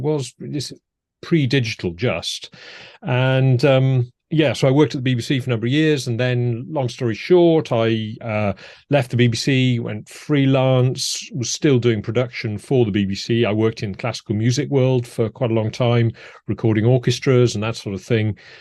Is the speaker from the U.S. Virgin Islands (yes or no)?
no; Cardiff, Wales, United Kingdom; moved away as an adult; also born or lived in Edinburgh / America; most of my, um, teenage years and school years were in Cardiff in South